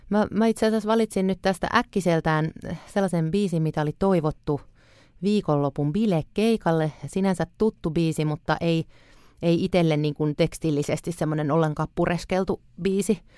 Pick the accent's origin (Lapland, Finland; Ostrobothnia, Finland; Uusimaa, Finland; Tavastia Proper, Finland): Uusimaa, Finland; Helsinki